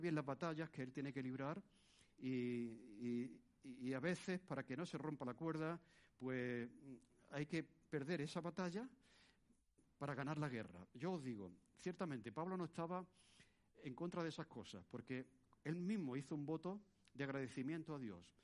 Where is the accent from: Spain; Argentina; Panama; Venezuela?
Spain; born or raised there